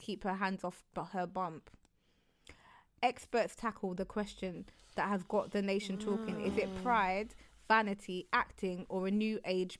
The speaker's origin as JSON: {"language": "English", "country": "United Kingdom", "said": "black British people"}